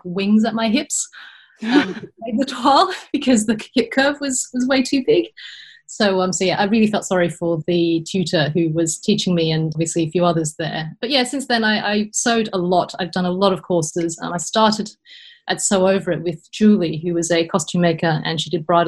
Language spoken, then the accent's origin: English; Australia; moved away as an adult; also born or lived in United Kingdom; now in Netherlands; I am an Australian import into the Netherlands via the UK